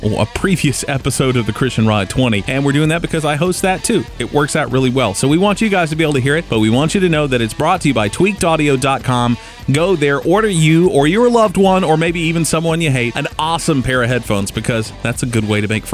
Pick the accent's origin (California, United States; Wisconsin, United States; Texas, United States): Texas, United States; Houston; I grew up in Houston